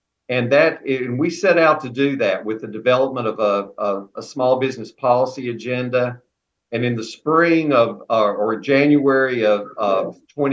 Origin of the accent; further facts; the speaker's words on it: Alleghany County, North Carolina, United States; my hometown and home county, Allegheny County